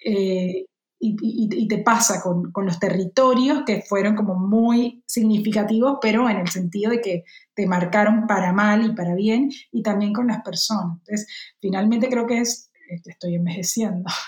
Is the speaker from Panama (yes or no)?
no; Cartagena, Bolívar, Colombia; moved away; Ahora que no vivo allí, que no tengo un mar cerca, o sí tengo un mar cerca, pero que es un mar mucho peor, digamos, y un mar que, no me produce los sentimientos que sí me produce el de mi tierra